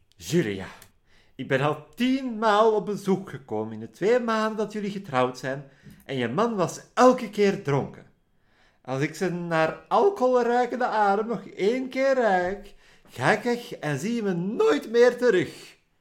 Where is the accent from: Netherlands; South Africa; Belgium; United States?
Belgium; Flanders; Ik ben Vlaming in België.